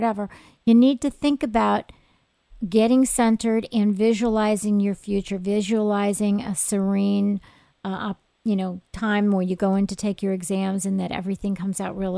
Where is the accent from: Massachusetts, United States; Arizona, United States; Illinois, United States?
Illinois, United States; Oak Park; I'm actually from Oak Park